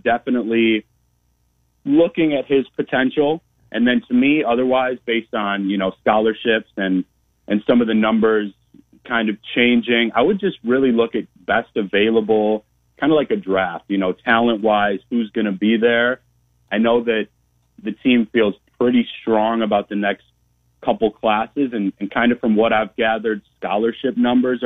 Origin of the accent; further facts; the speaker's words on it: Madison, Wisconsin, United States; moved away as an adult; also born or lived in Rockford, Illinois / Waunakee, Wisconsin; now in Iowa, United States; I'm a Midwest native myself, born in Rockford, Illinois. I grew up in Madison, Wisconsin